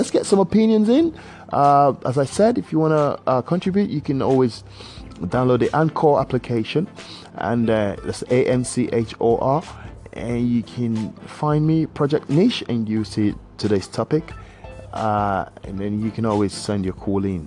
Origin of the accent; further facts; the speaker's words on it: Nigeria; accent: Nigerian; I've actually used my Nigerian accent